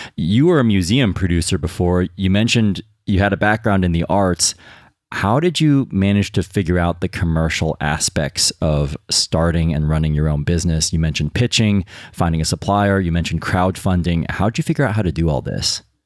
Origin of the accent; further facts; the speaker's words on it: United States; now in United Kingdom; as an American